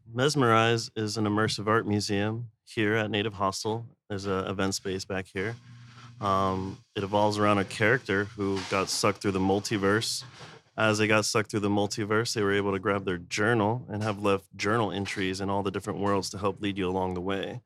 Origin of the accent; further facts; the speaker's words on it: San Antonio, Texas, United States; moved away as an adult; now in Austin, United States; I'm from San Antonio. Been in Austin for probably like twelve